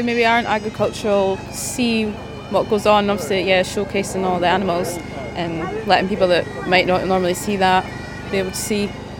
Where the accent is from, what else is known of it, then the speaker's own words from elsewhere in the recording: Cupar, Scotland, United Kingdom; I'm from Cooper, so very local.